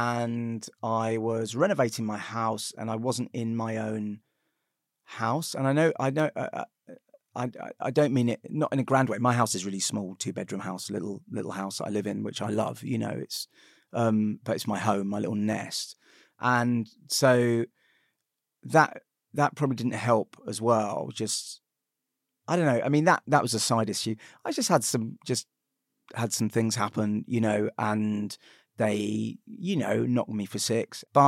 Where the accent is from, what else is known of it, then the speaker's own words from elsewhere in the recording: United Kingdom; We're Jewish, but we're British.